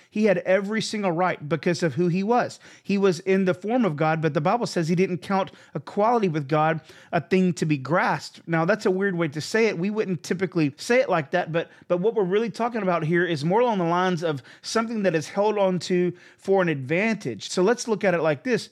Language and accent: English; United States